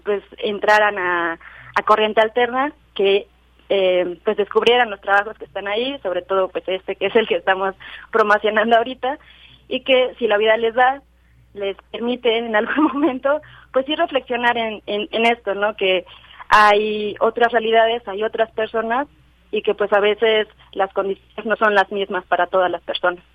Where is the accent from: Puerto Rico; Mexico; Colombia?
Mexico; Mexico City; yo soy de Xochimilco.